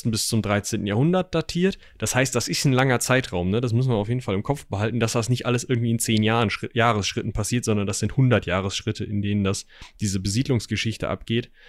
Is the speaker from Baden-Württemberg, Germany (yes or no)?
no; North Rhine-Westphalia, Germany; so wie ich mich als Westfale bezeichnen würde. Ähm, das hat ja auch nicht wirklich was, okay, Nordrhein-Westfalen hat es im Namen